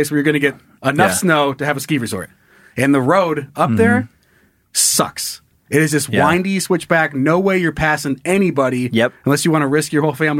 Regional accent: Sun Valley, Idaho, United States; a town like where I grew up in Sun Valley, Idaho, you're already at 6,500 feet.

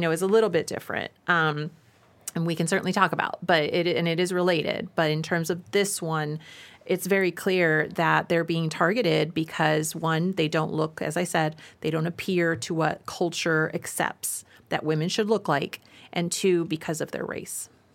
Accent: Nevada, United States; my home state of Nevada

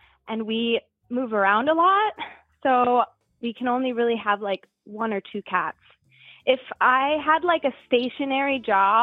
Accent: South Florida, United States; We live in South Florida now. I'm from South Florida, so it's nice to be close

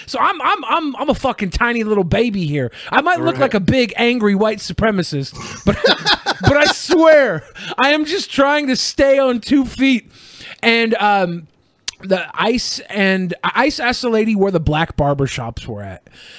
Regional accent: Seattle, Washington, United States; I grew up in Seattle.

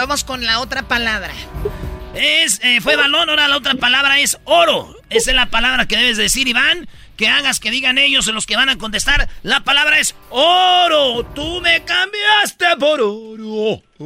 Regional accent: Jiquilpan, Michoacán, Mexico; moved away; mi pueblo, Jiquilpan

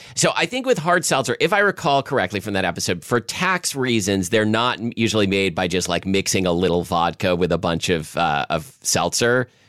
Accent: Portland, Oregon, United States; when I was a kid growing up in Southwest Portland

